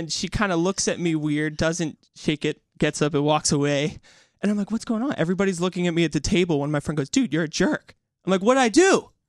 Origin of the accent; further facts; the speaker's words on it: Philadelphia, Pennsylvania, United States; moved away as an adult; now in New York, United States; I am born and raised in Philadelphia. Best city.